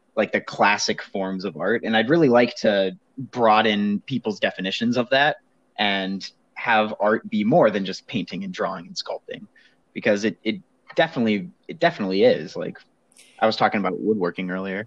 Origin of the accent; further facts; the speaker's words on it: Bethel Park, Pennsylvania, United States; moved away as an adult; now in Chicago, United States; I grew up in Bethel Park, Pennsylvania